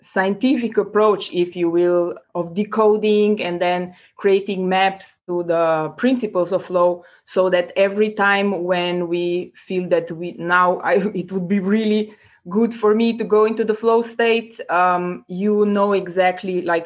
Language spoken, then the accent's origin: English; Slovenia; now in Prague, Czech Republic; I come originally from Slovenia. Currently, I'm located in Prague